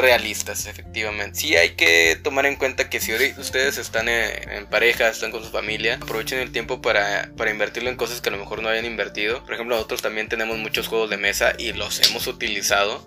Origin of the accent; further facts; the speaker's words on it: Monterrey, Nuevo León, Mexico; sí, somos de, somos de Monterrey. Somos una pareja de Monterrey.